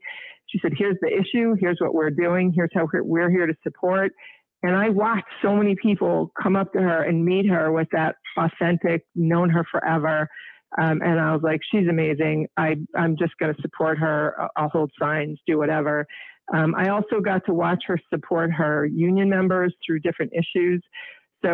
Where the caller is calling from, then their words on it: Marblehead, Massachusetts, United States; I'm calling from Marblehead